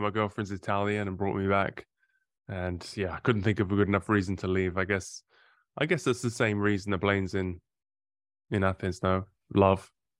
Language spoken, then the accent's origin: English; Bury St Edmunds, East of England, United Kingdom; moved away as an adult; now in Italy; I am English. Originally from near Cambridge, Bury St Edmunds.